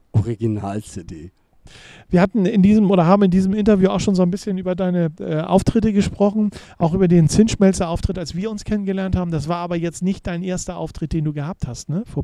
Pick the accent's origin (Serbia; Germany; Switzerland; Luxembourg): Serbia; moved away; Also das ist bei uns in Serbien ein bisschen anders